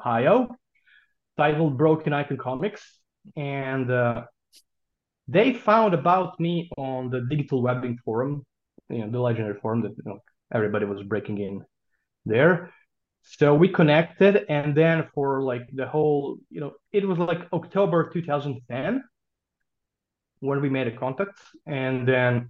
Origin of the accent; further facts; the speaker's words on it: Serbia; I published my first comic book in 1999 when I was 16 years old in my hometown in Serbia.